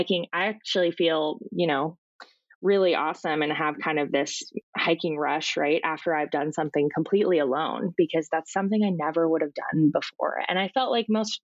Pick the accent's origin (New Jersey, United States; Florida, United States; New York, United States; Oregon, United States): Oregon, United States; Portland; also born or lived in Alaska; I grew up down here in Portland